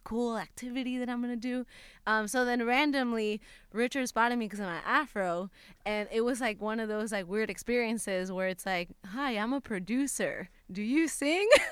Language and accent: English; Puerto Rico; moved away as an adult; now in Los Angeles, United States; I had just moved to LA. I'm from Puerto Rico